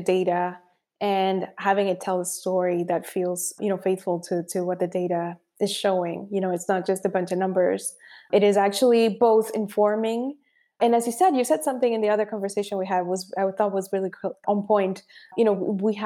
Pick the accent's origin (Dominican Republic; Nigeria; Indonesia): Dominican Republic; moved away; I am from the Dominican Republic and as an immigrant